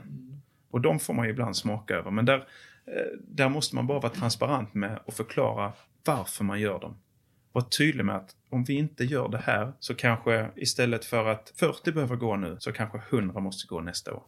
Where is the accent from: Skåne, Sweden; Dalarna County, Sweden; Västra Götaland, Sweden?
Skåne, Sweden; Åhus; moved away; also born or lived in Torsebro; jag är född i Torsebro. Jag är uppväxt i Åhus och Kristianstad kommun.